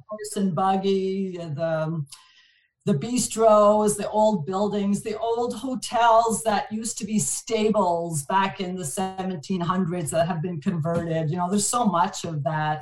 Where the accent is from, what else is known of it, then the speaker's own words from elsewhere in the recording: Montreal, Quebec, Canada; first language French; English is a second language; moved away as an adult; now in Vancouver, Canada; born and raised in Montreal, my, my parents actually come from France. So uh, I'm first generation Canadian. So didn't know a word of English up until kindergarten